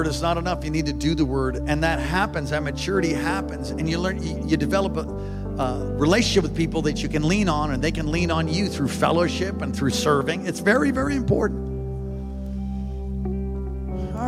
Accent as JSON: {"language": "English", "region": "New York", "country": "United States", "moved": "yes", "said": "I'm from New York originally."}